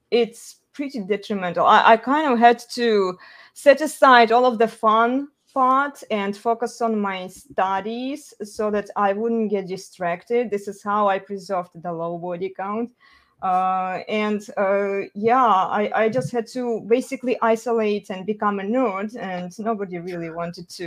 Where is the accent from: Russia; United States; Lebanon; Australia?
Russia; moved away; I'm originally from Russia.